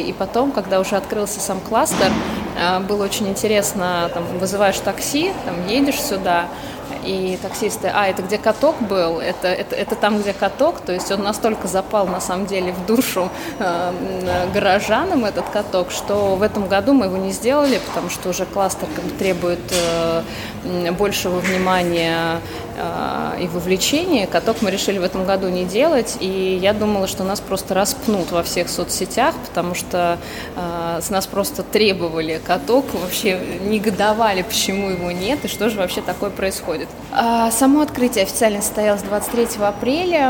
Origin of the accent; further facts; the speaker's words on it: Tula Oblast, Russia; moved away; я, например, сама родилась в Тульской области, не в Туле, правда, в маленьком городке в Тульской области, потом так получилось, что переехала, там учеба, работа